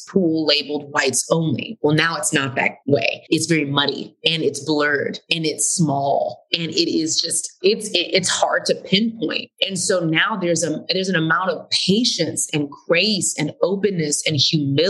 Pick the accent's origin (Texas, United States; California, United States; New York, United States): Texas, United States; Houston; now in Atlanta, United States; I grew up in Houston, Texas, super diverse city